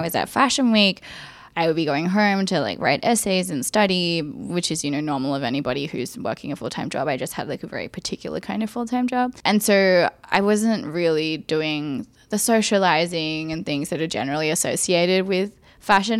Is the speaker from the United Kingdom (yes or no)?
no; Sydney, New South Wales, Australia; me growing up in Australia